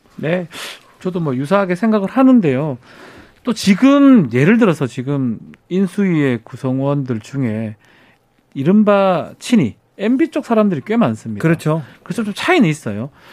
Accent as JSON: {"language": "Korean", "region": "Daegu", "country": "South Korea", "tie": "born or raised there", "said": "제가 뭐 대구 출신이기도"}